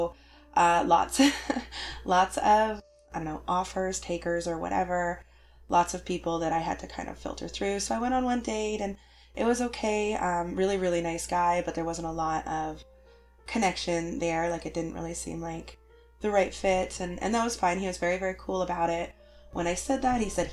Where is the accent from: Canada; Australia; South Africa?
Canada; I'm super Canadian